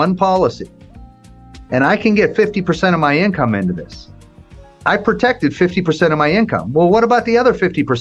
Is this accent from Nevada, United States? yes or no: yes; Las Vegas, Nevada, United States; I'm from Vegas